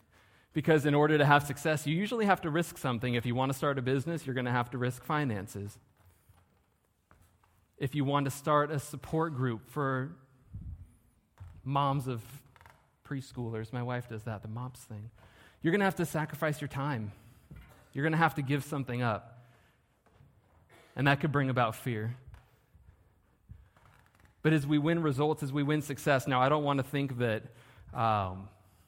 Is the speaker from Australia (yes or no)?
no; Southern California, United States; I'm from Southern California.